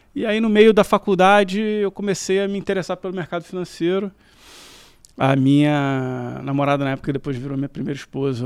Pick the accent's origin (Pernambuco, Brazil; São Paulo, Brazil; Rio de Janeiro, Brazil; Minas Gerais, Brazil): Rio de Janeiro, Brazil; morei a vida inteira na Tijuca. E só eu e meus irmãos que nascemos no Rio, meus pais são de Minas também